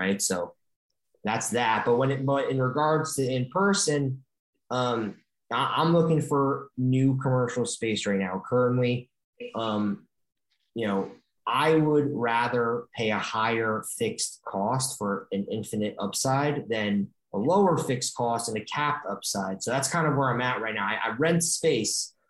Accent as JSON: {"language": "English", "town": "Stamford", "region": "Connecticut", "country": "United States", "also_born_or_lived": "Indiana", "moved": "yes", "said": "I'm not from Los Angeles. I'm actually from Connecticut. So I know Westchester very well. I'm from Stamford, Connecticut."}